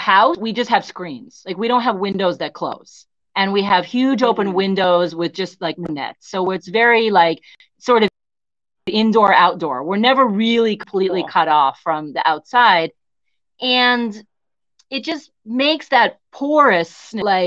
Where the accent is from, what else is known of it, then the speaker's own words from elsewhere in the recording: United States; moved away; I'm American